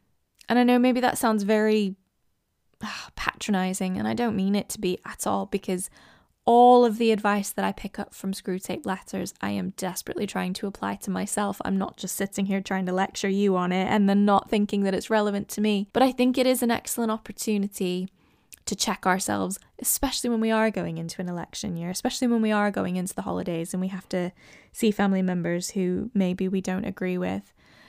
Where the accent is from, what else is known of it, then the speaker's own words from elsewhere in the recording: United States; moved away as an adult; now in United Kingdom; I get people guessing that I'm Canadian, Irish, Scottish. I'm actually American, but I have lived in England for over a decade now. England is my home.